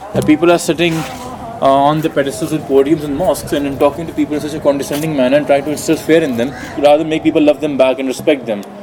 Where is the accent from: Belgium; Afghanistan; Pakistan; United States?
Pakistan; I am a Pakistani and there's a Pakistan inside of me